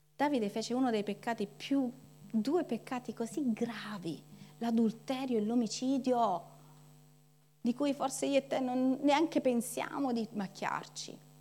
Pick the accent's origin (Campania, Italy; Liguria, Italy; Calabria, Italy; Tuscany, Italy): Calabria, Italy; noi come calabresi